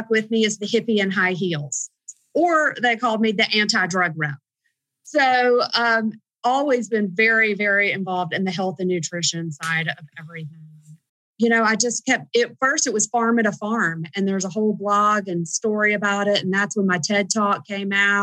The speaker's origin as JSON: {"language": "English", "region": "the South", "country": "United States", "said": "we're from the South"}